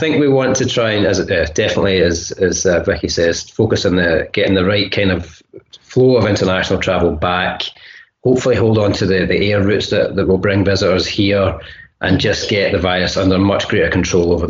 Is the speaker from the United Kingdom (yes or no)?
yes; Glasgow, Scotland, United Kingdom; it's my home city